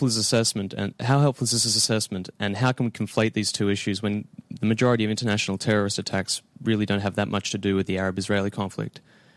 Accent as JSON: {"language": "English", "country": "Australia", "said": "I'm an Australian tourist."}